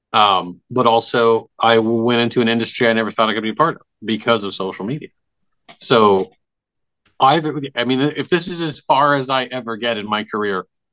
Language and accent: English; Midwest, United States; being a kid growing up in the Midwest before the internet was really a thing